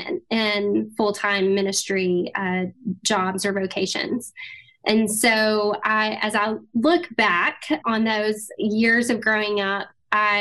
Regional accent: Texas, United States; I was born and raised in Texas

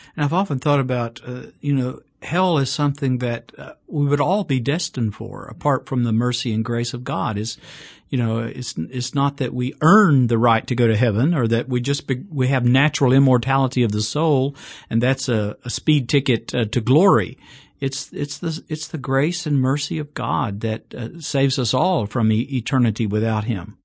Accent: Chattanooga, Tennessee, United States; now in Birmingham, United States; my hometown, Chattanooga, Tennessee

